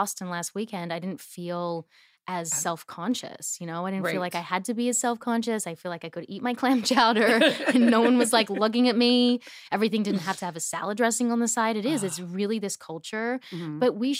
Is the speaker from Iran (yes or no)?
no; Australia; accent: Australian; because I've lost my accent, I feel like I was putting it on so much. Mm-hmm. And I was like almost not being kind to Australia because I was like, yeah, mate, has it.